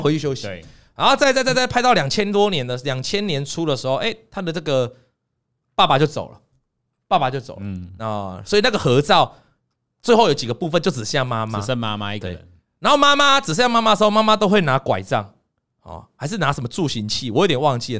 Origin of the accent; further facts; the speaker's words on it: Lukang, Changhua County, Taiwan; moved away as an adult; now in Taipei, Taiwan; 回鹿港、回彰化，对。那是我的家乡。那我爸就住那